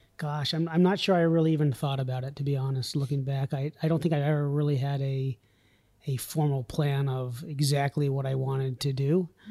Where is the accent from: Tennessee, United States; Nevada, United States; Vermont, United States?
Vermont, United States; born or raised there; also born or lived in New York City